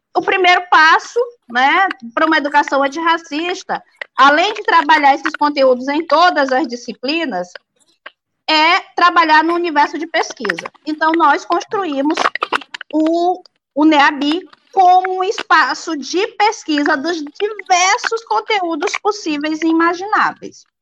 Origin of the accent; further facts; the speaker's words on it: São Luís, Maranhão, Brazil; moved away as an adult; now in Pedreiras, Brazil; eu sou de São Luís e estou em pedreiras já há mais de quatro anos